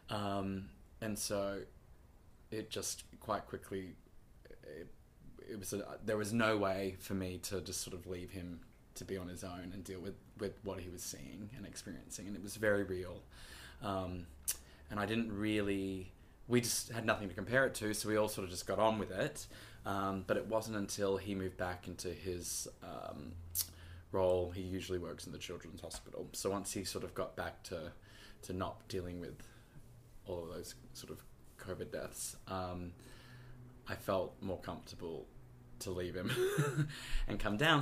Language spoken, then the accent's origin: English; Gold Coast, Queensland, Australia; now in New York, United States; I'm from Queensland, and I ended up getting bust down to the Gold Coast where I'm from. So mum was 10 minutes away